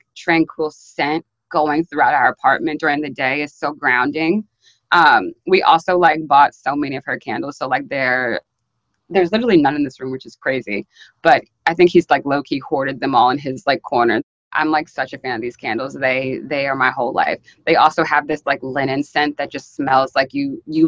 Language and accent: English; Maryland, United States; moved away as an adult; now in New York, United States; I'm from Maryland. I moved to New York like maybe 3-ish years ago. But I was always still like kind of close with like a couple like Black girls from my high school